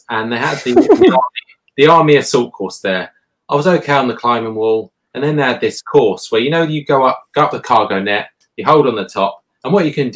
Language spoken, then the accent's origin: English; St Albans, East of England, United Kingdom; I'm from St Albans